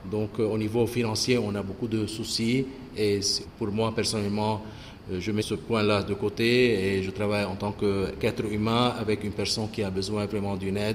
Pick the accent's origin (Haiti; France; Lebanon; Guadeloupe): Lebanon; Oui, {S0} je suis libanais.